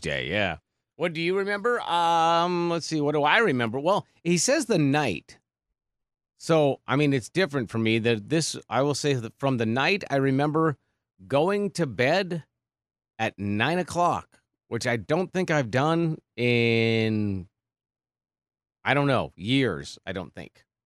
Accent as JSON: {"language": "English", "town": "North St. Paul", "region": "Minnesota", "country": "United States", "tie": "born or raised there", "also_born_or_lived": "New Prague, Minnesota / North Platte, Nebraska / Bismarck, North Dakota / Omaha, Nebraska", "moved": "as an adult", "said": "I grew up in Saint Paul, north Saint Paul"}